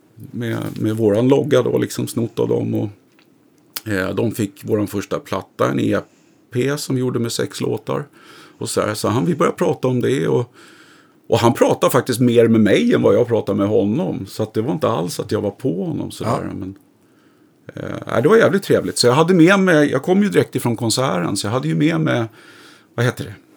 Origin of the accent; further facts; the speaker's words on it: Stockholm, Stockholm County, Sweden; also born or lived in Vidja; i Sätra då, där jag är uppvuxen.